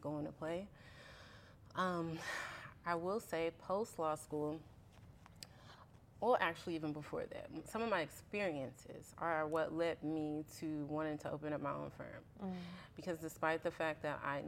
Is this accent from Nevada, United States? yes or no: no; Richmond, California, United States; growing up in Richmond, you know, they have a lot of refineries and stuff.